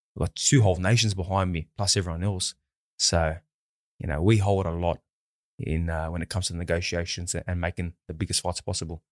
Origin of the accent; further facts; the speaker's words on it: Sydney, New South Wales, Australia; my hometown